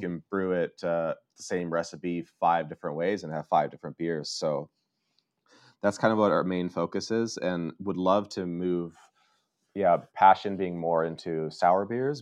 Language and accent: English; Colorado, United States; moved away as an adult; now in Oslo, Norway; I'm originally from uh, Colorado